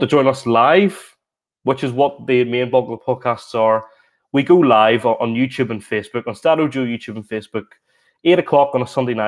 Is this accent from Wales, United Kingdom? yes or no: no; Newtownards, Northern Ireland, United Kingdom; I played for Ard Rangers Juniors in my hometown of Ards since I was 4 until I was 18.